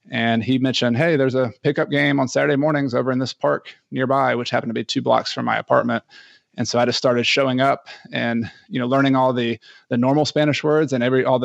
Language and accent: English; Ecuador; And I am from Ecuador.